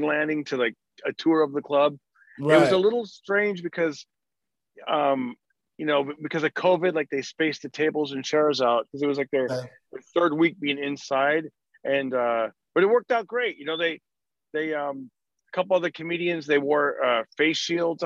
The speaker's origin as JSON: {"language": "English", "town": "Fresno", "region": "California", "country": "United States", "tie": "born or raised there", "said": "growing up in Fresno"}